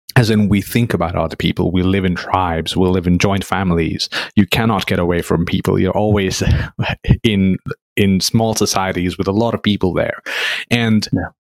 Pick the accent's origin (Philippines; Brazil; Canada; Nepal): Nepal; moved away; growing up in Nepal, which is very close to India